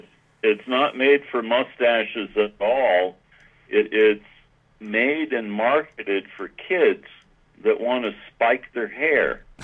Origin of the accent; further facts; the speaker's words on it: New England, United States; And growing up in New England, I was exposed to an Ivy style of dress, and it just carried over.